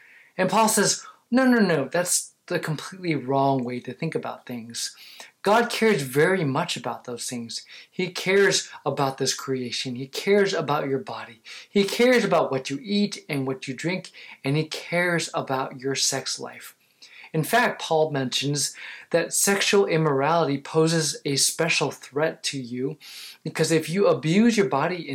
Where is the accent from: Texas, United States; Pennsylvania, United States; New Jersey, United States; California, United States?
California, United States; Los Angeles; moved away; I grew up in California in the LA area and spent half my lifetime there